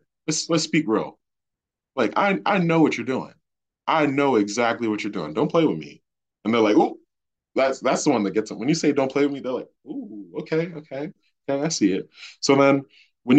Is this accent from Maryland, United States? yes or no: yes; Baltimore, Maryland, United States; growing up in Baltimore, like the student population looked like me.